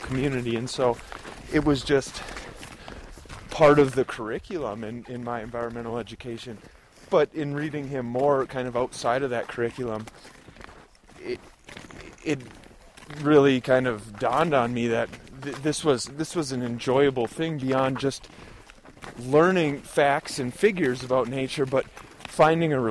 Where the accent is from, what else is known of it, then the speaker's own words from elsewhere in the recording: Wisconsin, United States; quite roots in my home state, Wisconsin